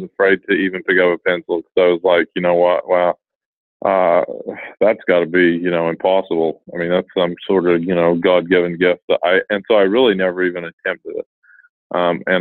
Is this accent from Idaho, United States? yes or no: no; Utah, United States; I was born and raised in Utah